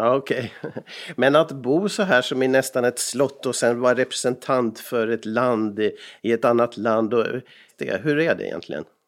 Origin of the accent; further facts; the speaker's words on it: Sweden; now in Finland; jag som annan svensk här i landet